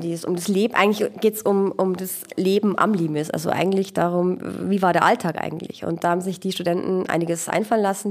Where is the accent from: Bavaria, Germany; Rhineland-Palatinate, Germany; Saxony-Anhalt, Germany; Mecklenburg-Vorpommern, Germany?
Bavaria, Germany; Regensburg; ich bin eine äh, Regensburger Aborigine, also Ureinwohnerin sozusagen, geboren hier